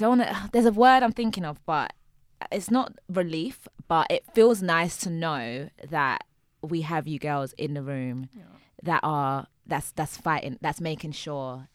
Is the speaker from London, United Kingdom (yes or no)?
yes; London, United Kingdom; I'm from South